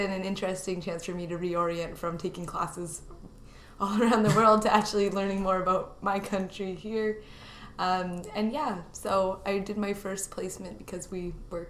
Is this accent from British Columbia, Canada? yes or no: yes; Victoria, British Columbia, Canada; moved away as an adult; now in Ottawa, Canada; I am …, and I am a parliamentary intern. I'm originally from Victoria, so I'm a bit far from home, but I find there's a lot of commonalities between Victoria and Ottawa.